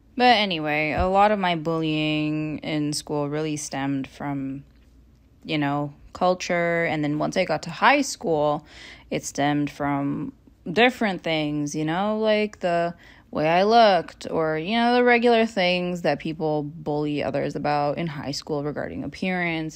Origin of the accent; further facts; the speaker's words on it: Toronto, Ontario, Canada; born and raised in Toronto, Canada